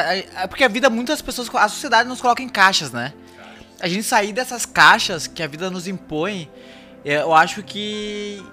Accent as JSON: {"language": "Portuguese", "region": "Rio Grande do Sul", "country": "Brazil", "tie": "born or raised there", "said": "eu parece que eu não nasci no Rio Grande do Sul, parece que eu não sou gaúcho"}